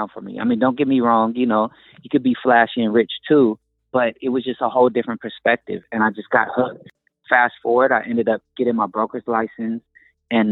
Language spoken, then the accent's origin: English; Oakland, California, United States; I'm from the Bay Area. I was born in Oakland, California